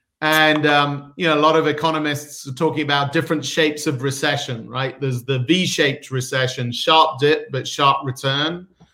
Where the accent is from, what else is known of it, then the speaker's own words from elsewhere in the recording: United Kingdom; now in United States; So I am a Brit, sort of born and raised, but been in Silicon Valley for the last 24 years. So I'm somewhere mid-Atlantic at this point.